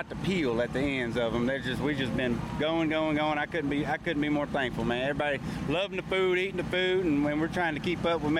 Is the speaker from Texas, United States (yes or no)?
yes; Beaumont, Texas, United States; now in Des Moines, United States; You're originally from Beaumont, Texas, but we're based out of Cajun Bell. We're based out of Des Moines, Iowa.